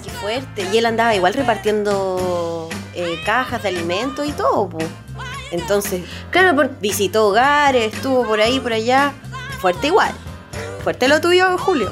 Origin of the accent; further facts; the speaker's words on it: Chile; somos chilenos